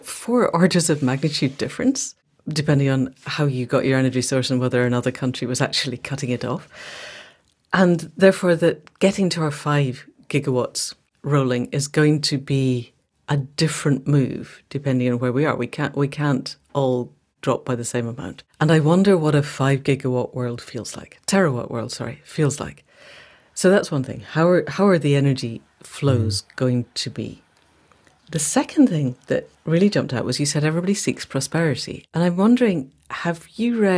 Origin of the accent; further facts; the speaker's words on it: Scotland, United Kingdom; I speak as a Scot